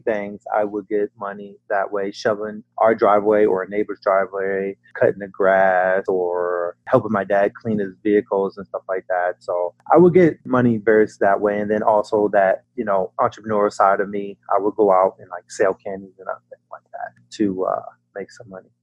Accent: Virginia, United States; now in Austin, United States; growing up in Virginia

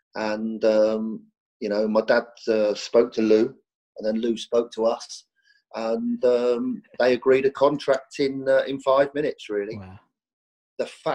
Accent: Reading, South East England, United Kingdom; I was born and bred in Reading.

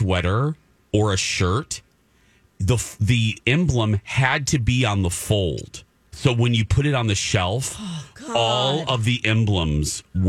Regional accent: Michigan City, Indiana, United States; my hometown, Michigan City, Indiana.

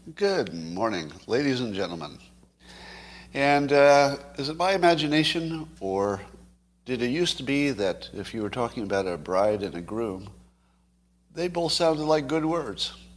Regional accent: United States; as an American

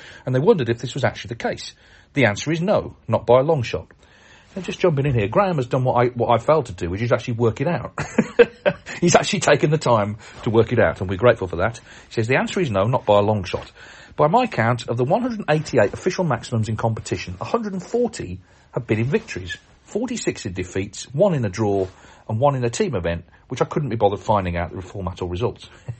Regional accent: Canada; I'm from Canada and I'm planning to attend the World Championship next year, 2024.

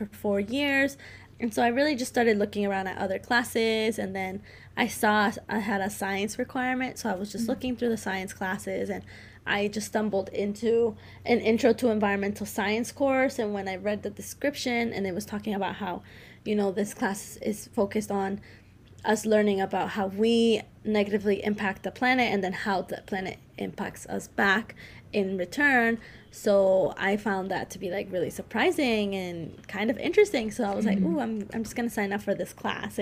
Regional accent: Colombia; moved away; I was born in Colombia, so I am Latina and I speak Spanish with my family

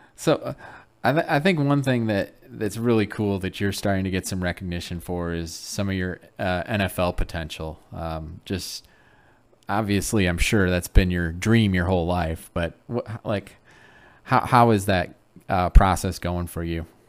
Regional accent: Michigan, United States; I grew up in Michigan

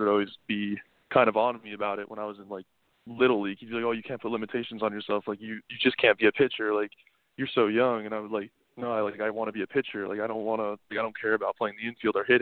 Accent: Plantation, Florida, United States; also born or lived in Old Bridge, New Jersey; I moved to South Florida when I was about 6 months old, and I've lived in that same house until now. Actually, like I still live in the same house that I've been growing up in. It's in Plantation

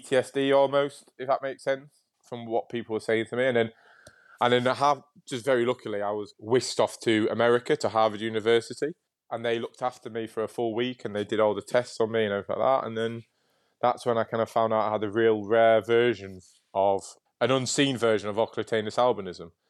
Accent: Hull, Yorkshire and the Humber, United Kingdom; moved away; also born or lived in Nottingham; I was born in Nottingham, but raised in Yorkshire

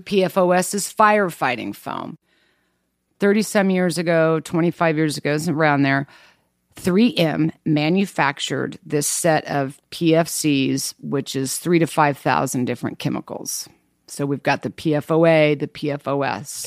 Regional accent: Kansas, United States; I grew up in Kansas.

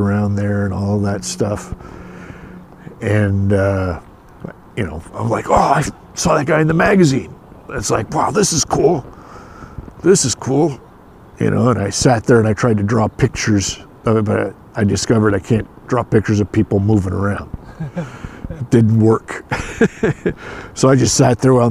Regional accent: Escondido, California, United States; also born or lived in Palo Alto, California; now in San Francisco, United States; Mostly in Southern California, North County, North San Diego County, in a town called Escondido.

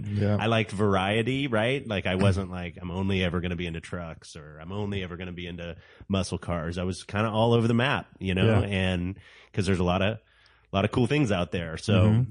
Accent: Saratoga, California, United States; I grew up in the South Bay

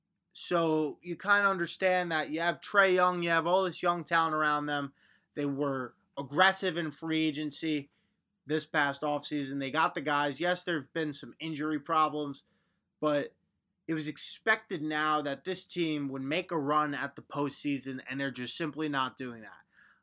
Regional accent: Long Island, New York, United States; also born or lived in Syracuse; I'm from Long Island. You know, grew up around a lot of Knicks fans.

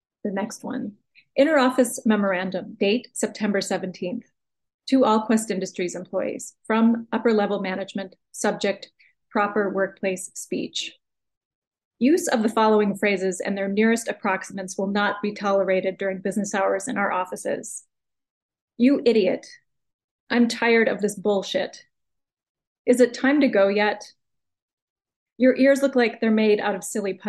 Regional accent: United States; accent: American English; I'm just using my normal accent, my normal American English

